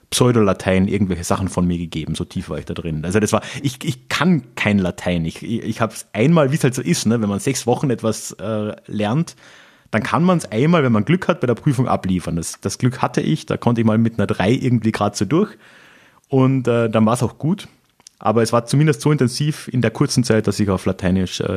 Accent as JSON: {"language": "German", "region": "Carinthia", "country": "Austria", "tie": "born or raised there", "said": "das war halt so ein mittelalterliches Ding über eine Herzogseinsetzung in meiner Heimatregion in äh, Kärnten."}